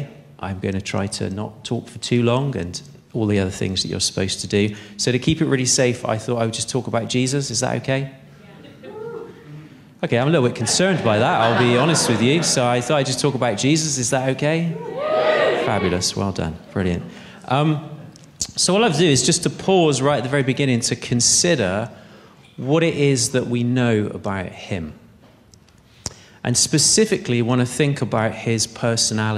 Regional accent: Bristol, South West England, United Kingdom; I'm from Bristol

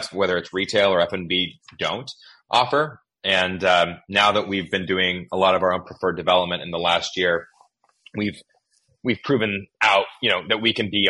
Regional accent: Willamette Valley, Oregon, United States; moved away; also born or lived in Northern California / Southern California; I grew up in the Willamette Valley in Oregon

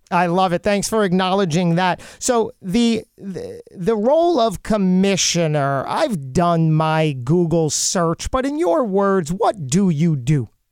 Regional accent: Lakewood, New Jersey, United States; I grew up in Lakewood, New Jersey

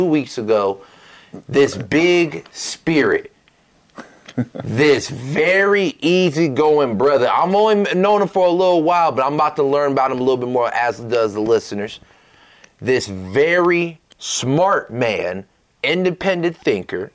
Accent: Michigan, United States; I'm from Michigan

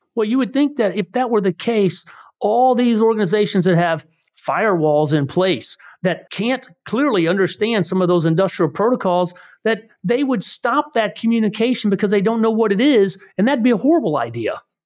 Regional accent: Missouri, United States; We are from Missouri.

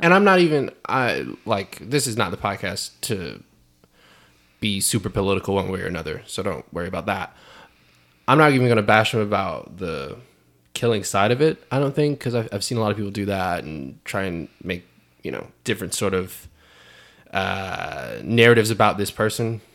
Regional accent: Fayetteville, North Carolina, United States; moved away; I'm from Fayetteville, North Carolina

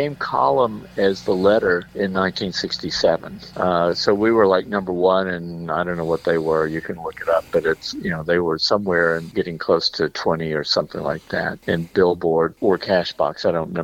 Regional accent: Memphis, Tennessee, United States; Gary and I, born and raised, all the original … were born and raised in Memphis

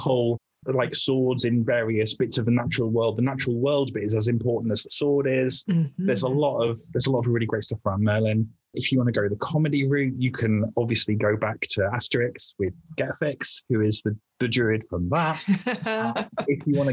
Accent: the Fens, East of England, United Kingdom; also born or lived in Wales; I'm originally Welsh, but I grew up in a bit of England called the Fens

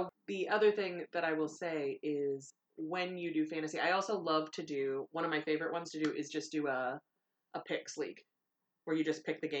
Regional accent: Chicago, Illinois, United States; growing up in Chicagoland

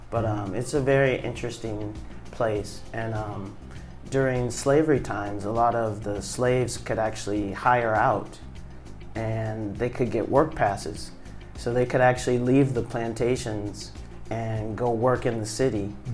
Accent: Michigan, United States; born there; also born or lived in Virginia / Seattle / St. Louis; I was born in Michigan. Michigan. Uh, my parents were in grad school when they had us, and then um, my father taught for a couple years, mm-hmm. so we lived in Virginia, and then we ended up moving to Seattle

